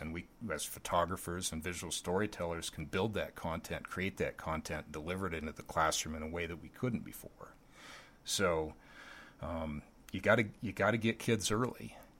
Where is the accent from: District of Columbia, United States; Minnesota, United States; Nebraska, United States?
Nebraska, United States; Lincoln; growing up in Lincoln, Nebraska